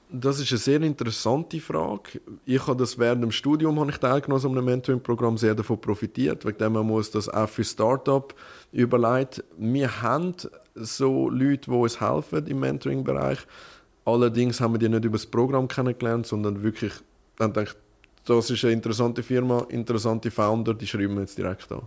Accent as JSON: {"language": "German", "town": "Winterthur", "region": "Zurich", "country": "Switzerland", "said": "wir sind ja aus Winterthur"}